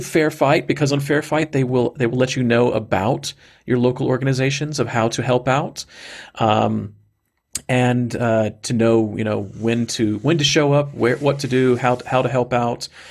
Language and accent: English; Georgia, United States; moved away; my heart and my soul is in Georgia, my my home state where I was born